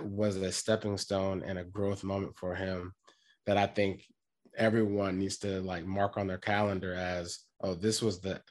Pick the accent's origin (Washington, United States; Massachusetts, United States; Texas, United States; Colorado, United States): Washington, United States; moved away; I'm from Washington